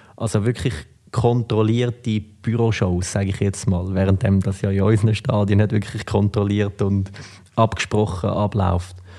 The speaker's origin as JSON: {"language": "German", "country": "Switzerland", "tie": "born or raised there", "also_born_or_lived": "United States", "moved": "as an adult", "said": "ich bin halt da aufgewachsen"}